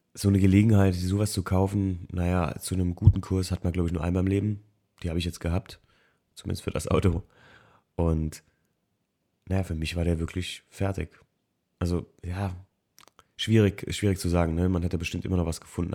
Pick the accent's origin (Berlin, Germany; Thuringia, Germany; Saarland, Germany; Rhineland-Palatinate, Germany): Rhineland-Palatinate, Germany; Alken; also born or lived in Frankfurt; Alken, wo ich aufgewachsen bin